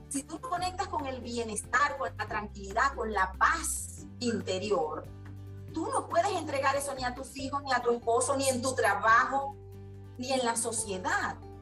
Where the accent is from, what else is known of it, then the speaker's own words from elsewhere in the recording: La Asunción, Nueva Esparta, Venezuela; Yo soy de la isla de Margarita, nací en La Asunción, capital del estado Nueva Esparta, venezolana, con raíces andinas y raíces margariteñas